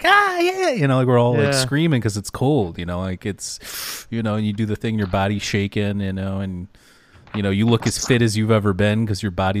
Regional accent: Detroit, Michigan, United States; Like, we're from Detroit area, so, yeah, it gets a little bit warmer than there

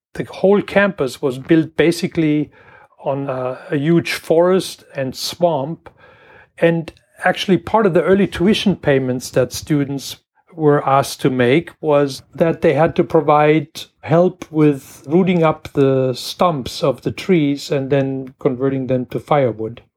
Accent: Germany; moved away as an adult; also born or lived in Washington, United States; now in Michigan, United States; I grew up in Germany in a little farm town

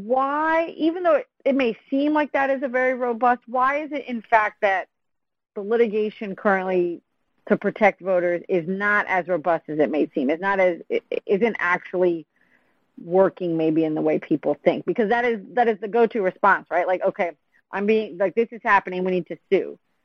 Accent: Pennsylvania, United States; I think my home state of Pennsylvania has that rule, if I remember correctly.

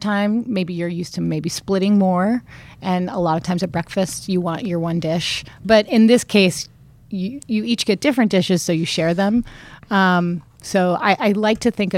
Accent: Long Beach, California, United States; I grew up in Long Beach

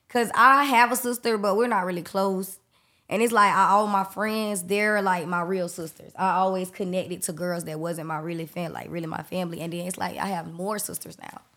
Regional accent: Jacksonville, Florida, United States; I'm from Jacksonville, Florida.

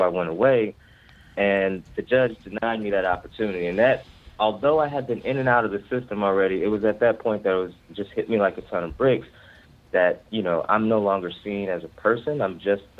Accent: Ferguson, Missouri, United States; now in Baltimore, United States; I'm from the Ferguson, Missouri area of North St. Louis

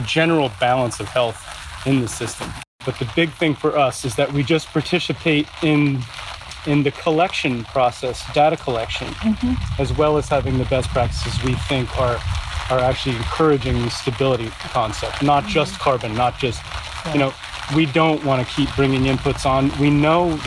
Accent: New England, United States; I grew up in New England

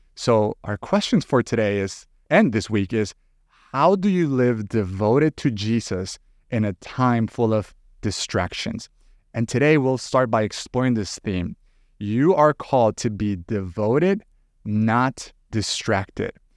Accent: El Salvador; moved away as an adult; now in United States; I was actually born and raised in El Salvador, and it wasn't until some years ago that I moved to the U S

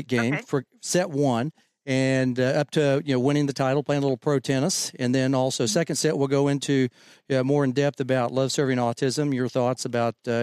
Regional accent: Oklahoma, United States; I'm from Oklahoma

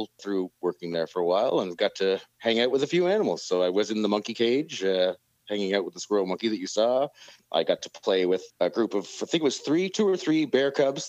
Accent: New Brunswick, Canada; also born or lived in Alberta / British Columbia; I went to university about maybe an hour and a half away from my hometown

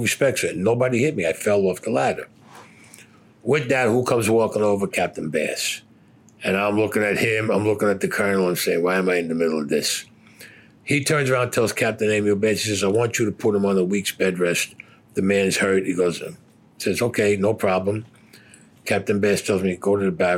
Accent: New York City, New York, United States; I was Italian and because I came from Brooklyn

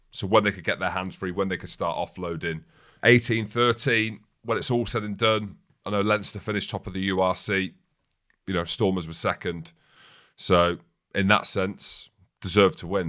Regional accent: Daventry area, East Midlands, United Kingdom; I'm from that area

